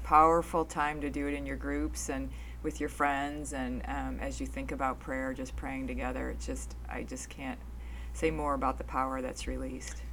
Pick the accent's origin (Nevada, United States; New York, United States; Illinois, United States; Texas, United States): Illinois, United States; outside of Chicago; moved away; I grew up outside of Chicago. I lived down in Chicago in the city